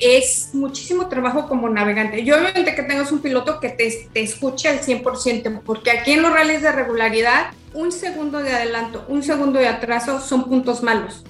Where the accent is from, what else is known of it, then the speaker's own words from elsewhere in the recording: Mexico; moved away as an adult; now in London, United Kingdom; regresar a mi país y poder correr en mi país